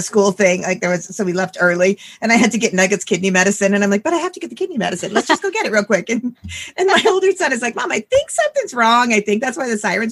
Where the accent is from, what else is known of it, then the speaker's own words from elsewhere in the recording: Iowa, United States; We never had them in Iowa